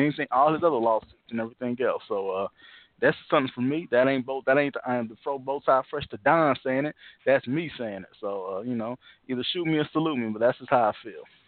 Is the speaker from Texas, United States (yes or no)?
no; Indianapolis, Indiana, United States; we know we're both from Naptown, East Side